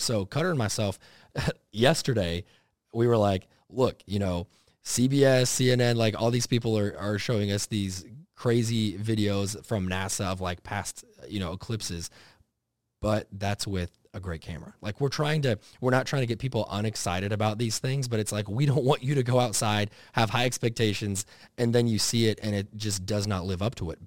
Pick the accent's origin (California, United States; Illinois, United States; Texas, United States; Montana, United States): Texas, United States; Dallas; growing up in Texas, eh, eh, out, like, somewhat in the country there for a while before it got real built up around Dallas